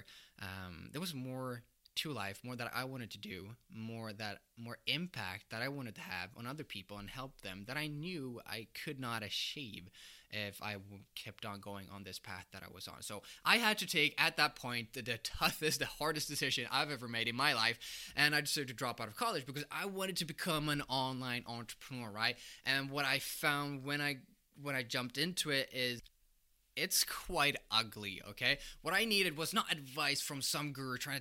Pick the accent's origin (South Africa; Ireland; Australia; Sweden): Sweden; moved away as an adult; also born or lived in United States; I'm from Sweden